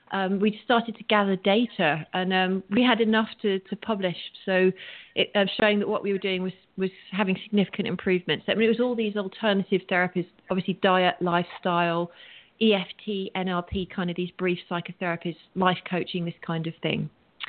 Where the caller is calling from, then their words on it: Santa Monica, California, United States; I'm actually calling in from Santa Monica, so I'm Pacific Coast time.